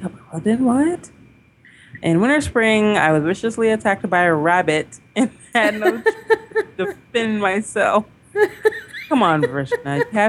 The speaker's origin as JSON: {"language": "English", "town": "Kansas City", "region": "Missouri", "country": "United States", "lives_now": "Atlanta, United States", "said": "I had lived in the Atlanta area... over 20 years, but I'm originally from Kansas City."}